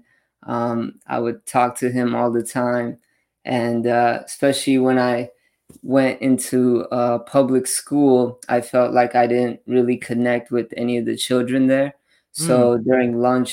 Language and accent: English; Los Angeles, California, United States; I'm actually born and raised in LA, Orange County, my whole life